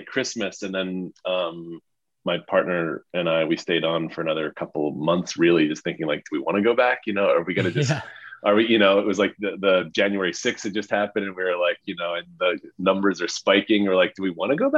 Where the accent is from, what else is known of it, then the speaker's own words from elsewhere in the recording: New York, United States; I'm from New York